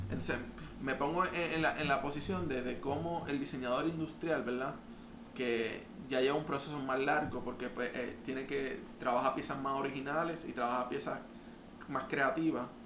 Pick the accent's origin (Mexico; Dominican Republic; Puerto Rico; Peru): Puerto Rico